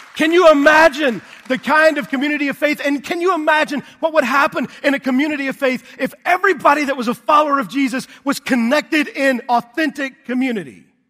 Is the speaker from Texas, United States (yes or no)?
yes; Texas, United States; I grew up in Texas